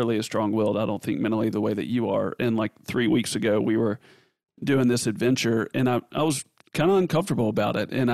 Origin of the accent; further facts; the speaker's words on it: Tennessee, United States; I'm from Tennessee